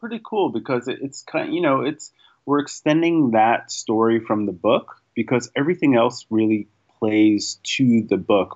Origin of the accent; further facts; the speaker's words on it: New York City, New York, United States; I grew up in New York City